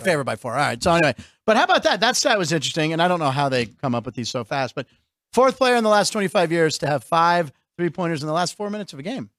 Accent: Pittsburgh, Pennsylvania, United States; my hometown of Pittsburgh

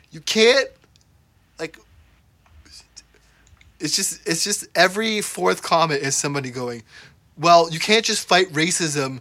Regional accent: Brampton, Ontario, Canada; My town is like 90%, or not even, probably like 70% Indian people, and there's still people trying to like bring back Brampton to the good old days

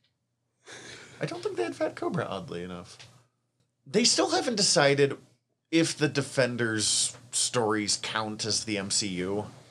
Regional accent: Montana, United States; accent: Montana; my Montana accent

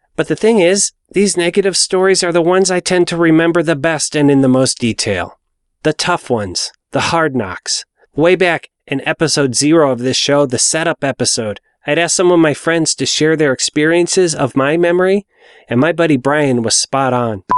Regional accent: Cleveland, Ohio, United States; my hometown of Cleveland, Ohio

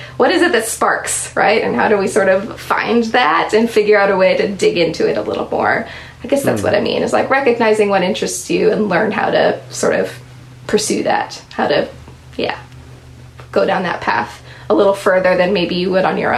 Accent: Anchorage, Alaska, United States; I grew up in Anchorage, Alaska

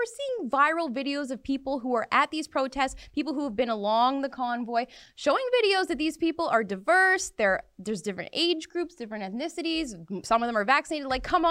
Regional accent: Abbotsford, British Columbia, Canada; My hometown. Abbotsford.

